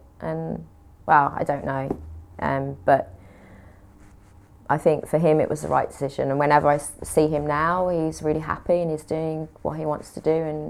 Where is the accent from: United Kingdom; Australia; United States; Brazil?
United Kingdom; West Midlands; accent: Brummie; They couldn't understand the Brummie accent, unfortunately.